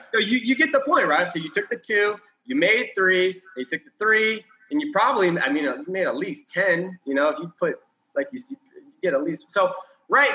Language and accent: English; Houston, Texas, United States; We're from Houston